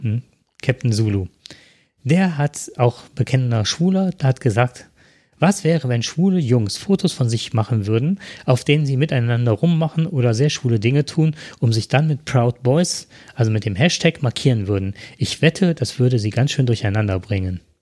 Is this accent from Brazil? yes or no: no; Germany; bei uns in Deutschland